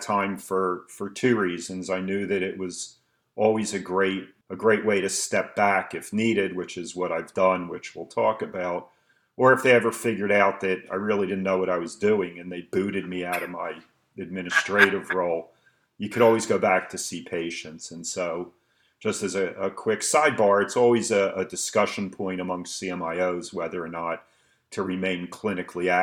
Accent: Philadelphia, Pennsylvania, United States; moved away as an adult; now in Allentown, United States; born and raised in Philadelphia and educated in Philadelphia.

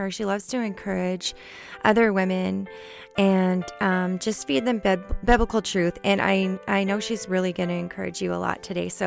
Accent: Canada; we're both from Canada.

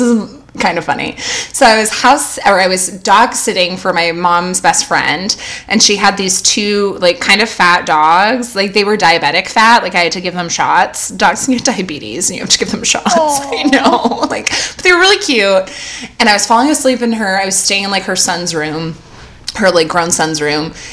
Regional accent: California, United States; also born or lived in New Orleans; growing up in California

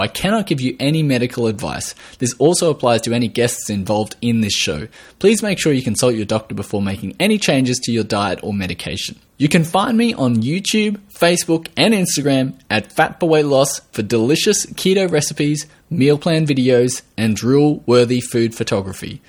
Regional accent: Australia

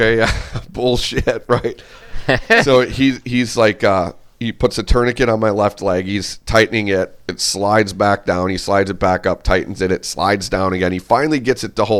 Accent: Cottage Grove, Minnesota, United States; Cottage Grove, Minnesota.

